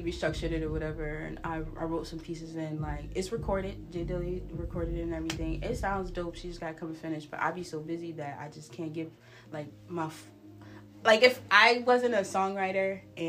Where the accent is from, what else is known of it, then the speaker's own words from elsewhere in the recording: Massachusetts, United States; I'm from Massachusetts.